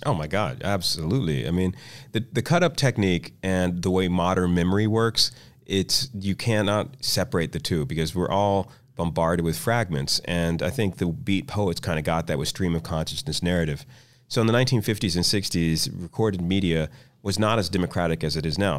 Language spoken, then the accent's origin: English; Washington, District of Columbia, United States; I grew up in Washington, D C